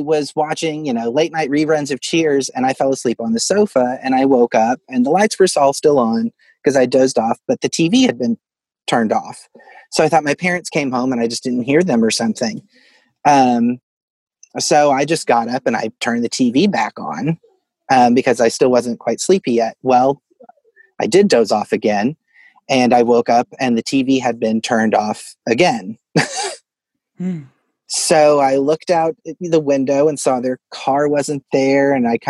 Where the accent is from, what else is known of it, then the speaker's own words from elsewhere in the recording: Fort Smith, Arkansas, United States; Yes, I grew up in Fort Smith, Arkansas, which was originally Hell on the Border, but that's its own.